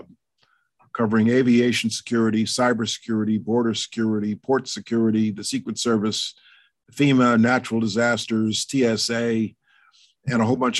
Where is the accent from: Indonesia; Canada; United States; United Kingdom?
United States; New York City, New York; As a New Yorker present in Manhattan on 9/11